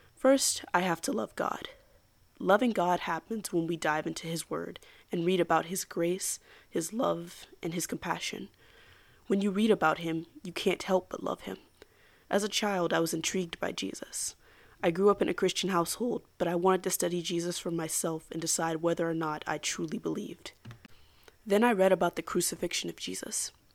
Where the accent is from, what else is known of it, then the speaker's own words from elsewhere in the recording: United States; as an American